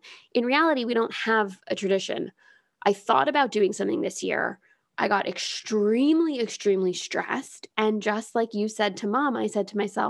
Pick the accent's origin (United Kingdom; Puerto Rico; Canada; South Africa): Canada; moved away as an adult; now in United States; We growing up in Canada did not have a Thanksgiving tradition. And then I never had one once I moved out and moved to the States